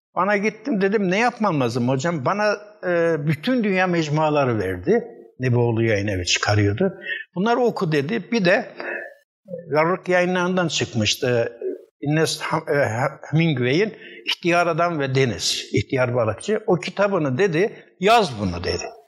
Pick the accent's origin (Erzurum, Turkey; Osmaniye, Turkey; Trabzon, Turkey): Erzurum, Turkey; moved away as an adult; also born or lived in Narman, Erzurum / Istanbul; 1944 Erzurum'un Narman kazasında doğdum. İlkokul 3'te Erzurum'a göç ettik. İlkokul 4'ten itibaren Erzurum Gazi İlkokulu, Erzurum Lisesi ve okudum.